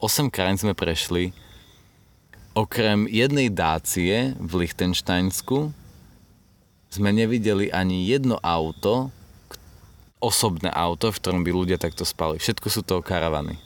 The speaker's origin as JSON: {"language": "Slovak", "country": "Slovakia", "said": "sme zo Slovenska"}